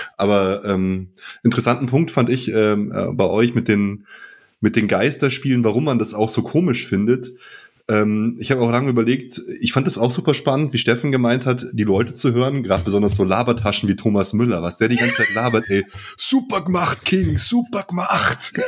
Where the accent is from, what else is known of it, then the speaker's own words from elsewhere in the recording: Germany; bei uns in Deutschland